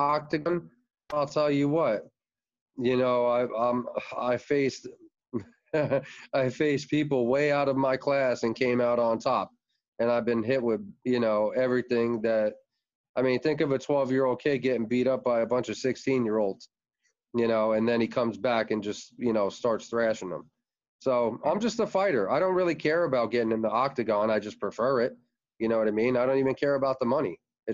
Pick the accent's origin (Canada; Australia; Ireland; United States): United States; Red Bank, New Jersey; now in Florida, United States; I'm originally from New Jersey, Red Bank. We came to Florida in 89